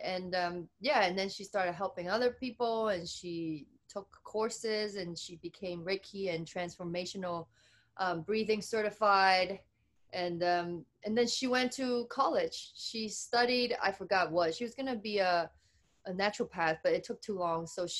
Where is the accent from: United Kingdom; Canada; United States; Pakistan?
United Kingdom; accent: British; They make fun of my accent. Where you get this British accent?